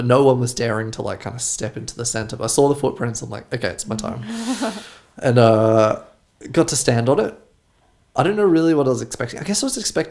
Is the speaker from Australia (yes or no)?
yes; Australia; now in Germany; I'm from Australia